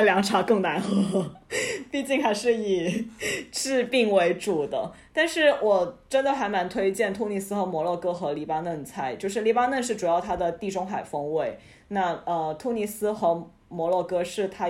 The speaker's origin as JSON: {"language": "Chinese", "region": "Guangdong", "country": "China", "said": "就跟我们广东人烤鸡有一些很讲究的执念一样"}